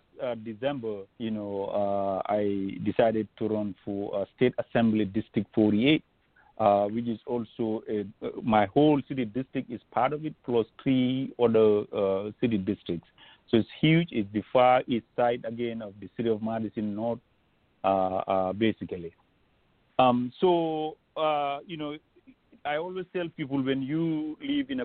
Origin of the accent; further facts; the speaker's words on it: Gambia; moved away as an adult; also born or lived in Banjul, Gambia / Central River Division, Gambia; now in Wisconsin, United States; growing up in Gambia, I grew up